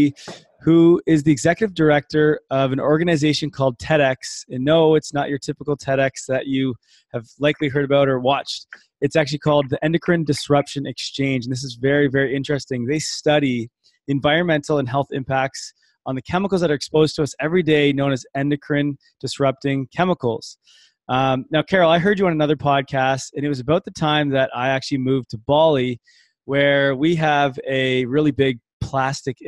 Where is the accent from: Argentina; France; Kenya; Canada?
Canada; London, Ontario; also born or lived in Toronto; I'm actually from London, Ontario, Toronto, so right around the Great Lakes as well